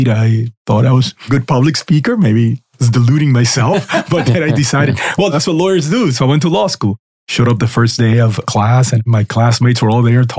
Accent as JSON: {"language": "English", "town": "Miami", "region": "Florida", "country": "United States", "tie": "born or raised there", "also_born_or_lived": "Cuba", "said": "growing up here in Miami"}